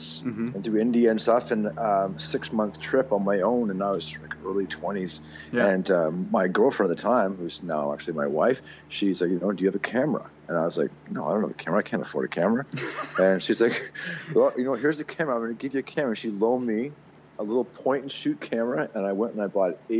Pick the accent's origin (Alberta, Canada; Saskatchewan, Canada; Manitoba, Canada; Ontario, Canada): Ontario, Canada; Mississauga; moved away as an adult; now in Squamish, Canada; I actually grew up in Eastern Canada, Mississauga, Ontario